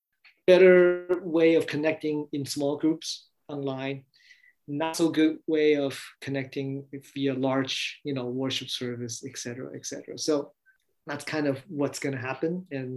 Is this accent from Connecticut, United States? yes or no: no; California, United States; So I'm from Bay Area. I have a lot of Taiwanese American connections.